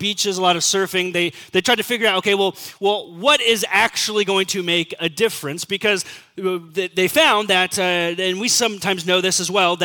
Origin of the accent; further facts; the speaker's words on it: Southern California, United States; growing up in Southern California